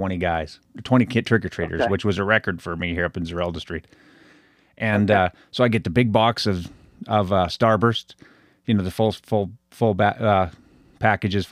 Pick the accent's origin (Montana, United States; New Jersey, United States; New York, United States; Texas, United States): Montana, United States; Butte; accent: Butte accent; also born or lived in Boston; I had a roommate in college tell me that I sound like I was from Canada, the Butte accent